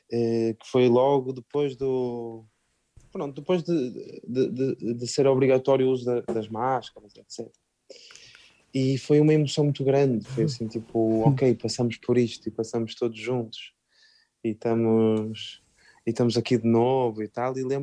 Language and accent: Portuguese; Norte, Portugal; accent: northern Portuguese; não foi essencial para mim ter que mudar esse sotaque, então